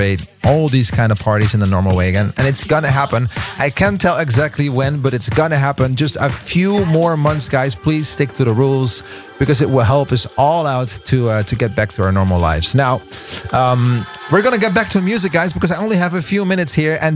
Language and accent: English; Veenendaal, Utrecht, Netherlands; my hometown, Veenendaal